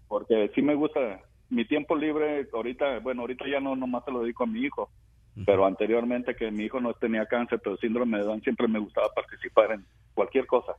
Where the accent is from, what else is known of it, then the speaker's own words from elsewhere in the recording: Tepatitlán, Jalisco, Mexico; moved away; Estoy cerquita de ahí, soy de Tepatitlán